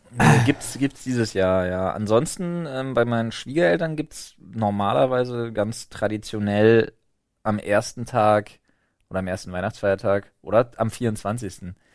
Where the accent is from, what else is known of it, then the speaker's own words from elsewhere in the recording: Berlin, Germany; wir als Berliner